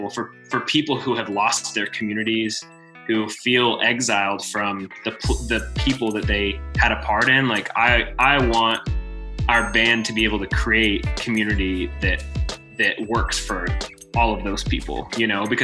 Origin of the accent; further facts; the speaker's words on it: Waxhaw, North Carolina, United States; also born or lived in Texas; I grew up in North Carolina, kind of in Texas, and then North Carolina, south of Charlotte a little bit, in a little town called Waxhaw